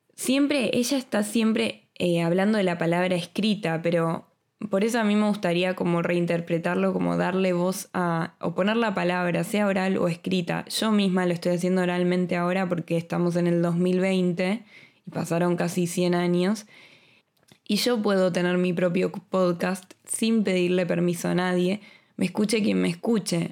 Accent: Buenos Aires, Argentina; moved away as an adult; now in Madrid, Spain; soy argentina y viví en Buenos Aires toda mi vida hasta que me vine a Madrid hace dos años

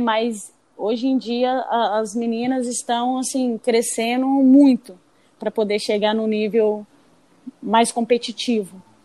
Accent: Espírito Santo, Brazil; moved away; also born or lived in Minas Gerais / Natal; nasci em Minas, passei toda a minha infância no Espírito Santo

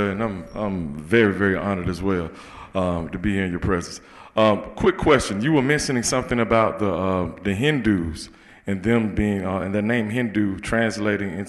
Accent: Macon, Georgia, United States; And I'm from Macon, Georgia.

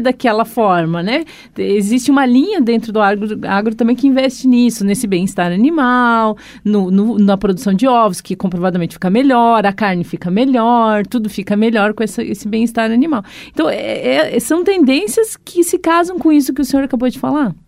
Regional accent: Gaúcha, Rio Grande do Sul, Brazil; eu sou gaúcha

